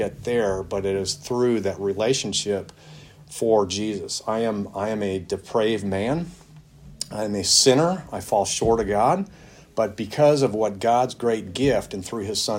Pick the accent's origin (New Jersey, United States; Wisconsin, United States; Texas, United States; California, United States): Wisconsin, United States; Milwaukee; I grew up in Milwaukee, Wisconsin, in a subdivision there